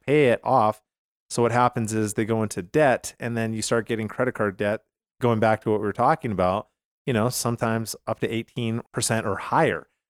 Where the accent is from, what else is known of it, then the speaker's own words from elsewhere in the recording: Canada; now in United States; I'm from Canada originally